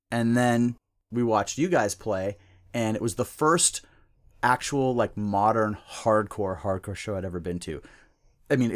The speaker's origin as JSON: {"language": "English", "town": "Seattle", "region": "Washington", "country": "United States", "tie": "born or raised there", "also_born_or_lived": "Spokane / Centralia, Washington / Redmond", "said": "Well, I'm from Seattle, North Seattle."}